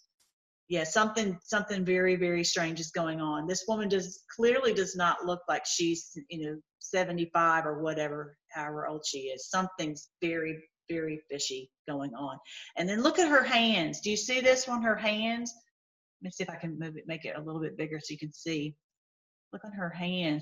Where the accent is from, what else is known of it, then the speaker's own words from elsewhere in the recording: Tennessee, United States; I grew up in Tennessee